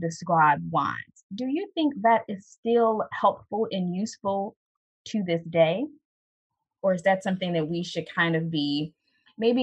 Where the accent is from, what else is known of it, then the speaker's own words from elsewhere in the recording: United States; as an American